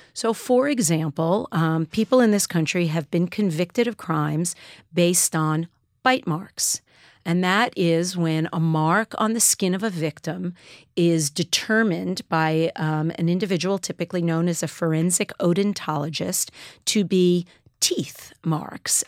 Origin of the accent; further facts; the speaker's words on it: New York City, New York, United States; I knew as a, uh, Jewish kid growing up in Queens